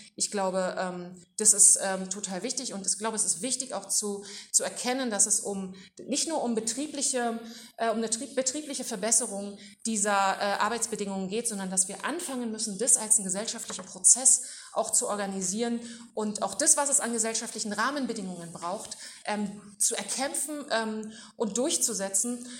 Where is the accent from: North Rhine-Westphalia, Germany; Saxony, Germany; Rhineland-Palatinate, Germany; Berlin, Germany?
North Rhine-Westphalia, Germany; Duisburg; bei uns in Duisburg